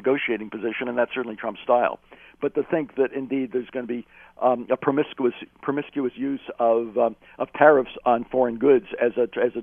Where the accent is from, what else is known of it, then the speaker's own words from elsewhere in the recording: Canada; As a Canadian